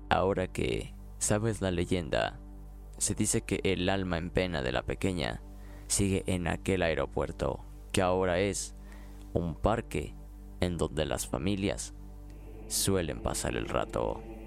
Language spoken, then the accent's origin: Spanish; Aguascalientes, Mexico; mi ciudad natal, Aguascalientes.